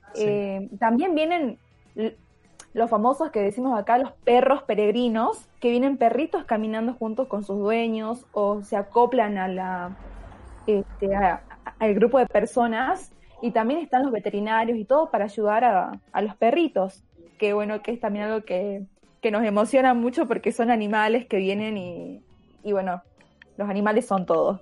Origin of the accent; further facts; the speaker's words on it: Salta, Argentina; la provincia de donde somos nosotros, de Salta